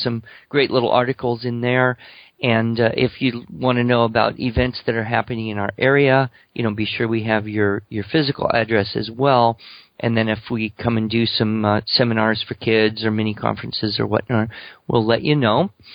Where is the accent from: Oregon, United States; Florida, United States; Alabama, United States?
Alabama, United States; I come from Alabama